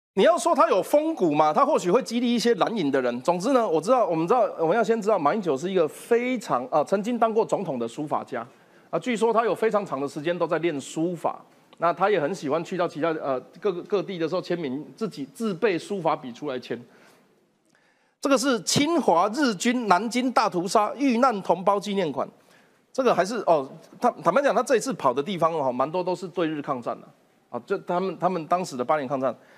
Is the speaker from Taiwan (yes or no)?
yes; Taiwan; 我们台湾人